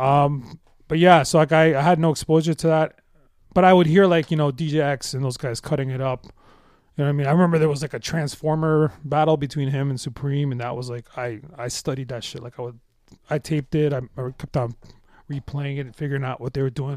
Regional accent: Toronto, Ontario, Canada; I grew up in the West End, um, in, uh, uh, this Metro Housing project called, uh, Scarlet Wood Courts.

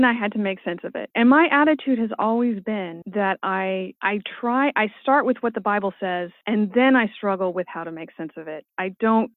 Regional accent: California, United States; as a Californian

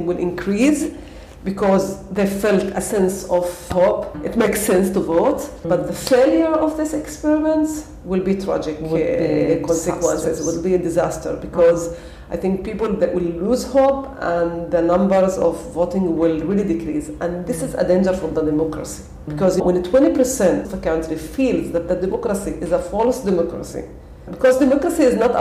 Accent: Tira, Central District, Israel; I grew up in Tira. It's very close to Taibi here.

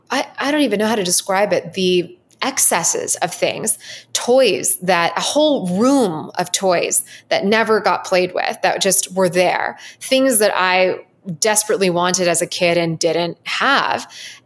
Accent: Southern United States, United States; growing up in the Southern United States, it was very impressionable to me sometimes when I went to a private school

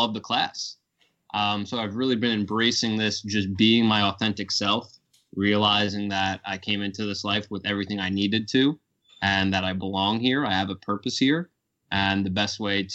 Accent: Kings Park, New York, United States; Born and raised on Strong Island here. Grew up in Kings Park, had a pretty normal childhood

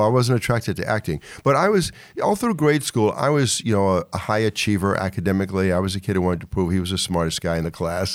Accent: Charles City County, Virginia, United States; moved away as an adult; also born or lived in Baltimore / New York; I was born and raised in Virginia

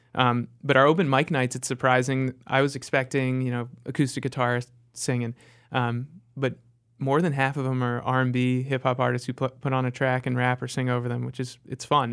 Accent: Connecticut, United States; moved away as an adult; also born or lived in Chicago; now in Charlotte, United States; I grew up in Connecticut and then spent my adult life in Chicago

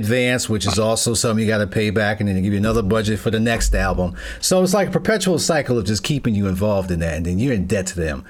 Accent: New York, United States; moved away; I'm originally from New York, and I've bounced okay. around. My dad was in the military, so I've been various different states, and I'm in Ohio right now.

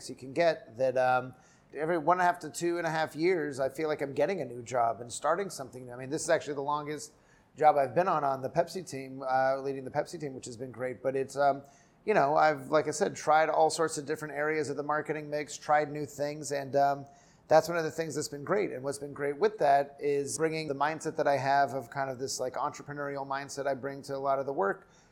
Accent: Southern California, United States; moved away as an adult; also born or lived in Chicago / New Haven; So I grew up in Southern California

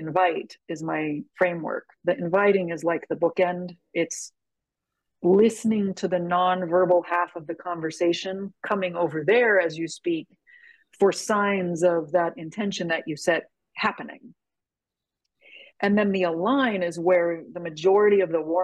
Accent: San Francisco, California, United States; I'm from San Francisco

